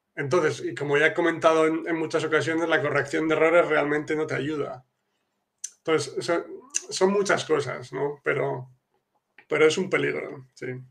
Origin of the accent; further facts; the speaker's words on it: Spain; now in Poland; yo que soy de España